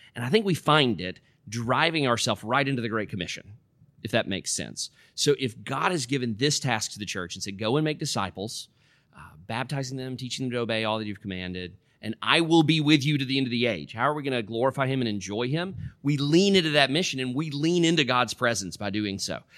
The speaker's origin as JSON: {"language": "English", "region": "middle Tennessee", "country": "United States", "tie": "born or raised there", "also_born_or_lived": "West Africa", "moved": "as an adult", "said": "I was born and raised out in the Cow Pasture in the middle of Tennessee"}